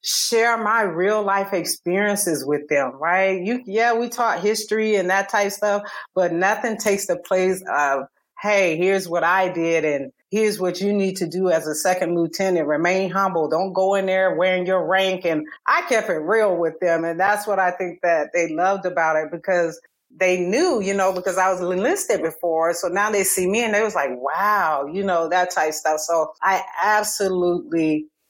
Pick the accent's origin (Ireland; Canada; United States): United States; Columbus, Georgia; moved away as an adult; also born or lived in Alabama / South Carolina; I'm originally from Georgia. So I was an hour and a half away from family in Columbus